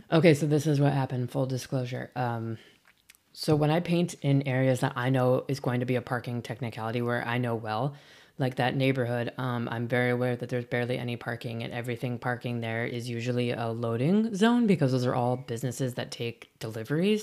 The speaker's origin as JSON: {"language": "English", "region": "Midwest", "country": "United States", "also_born_or_lived": "Illinois", "moved": "yes", "lives_now": "San Francisco Bay Area, United States", "said": "I'm from the Midwest"}